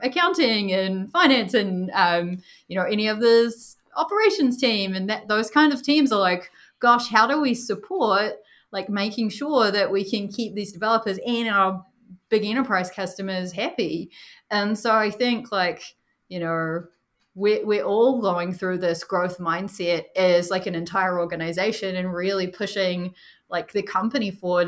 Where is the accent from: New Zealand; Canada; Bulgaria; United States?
New Zealand; moved away; Usually I'm the only one with an accent, but I'm from New Zealand originally